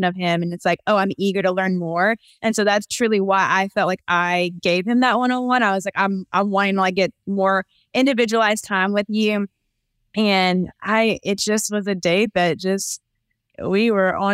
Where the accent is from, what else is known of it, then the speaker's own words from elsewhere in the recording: the South, United States; now in Charlotte, United States; I'm obviously from the South, so I'm used to like the small town feel